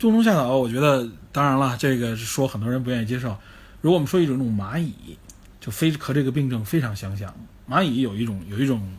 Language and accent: Chinese; China; 这个东西其实大家我们中国人都很熟悉，都听说过。